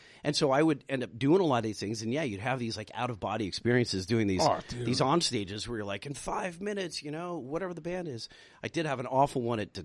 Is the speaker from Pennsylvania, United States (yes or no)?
no; Anaheim, California, United States; I'm in my hometown talking to 60,000 people